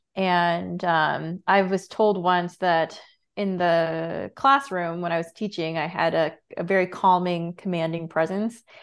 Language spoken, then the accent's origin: English; Rosendale, New York, United States; I grew up in Rosendale, New York